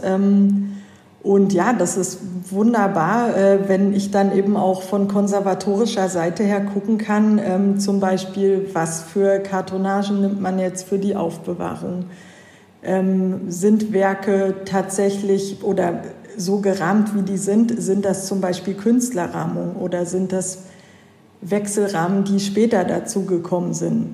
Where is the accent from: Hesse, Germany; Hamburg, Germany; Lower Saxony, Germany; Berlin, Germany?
Lower Saxony, Germany; Hanover; moved away as an adult; also born or lived in Switzerland; Also ich komme auch eigentlich hier aus der Gegend Hannover